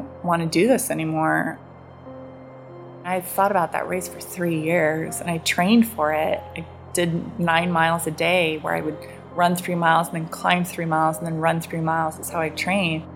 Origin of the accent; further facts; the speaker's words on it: Seattle, Washington, United States; I grew up in Seattle where I was used to rain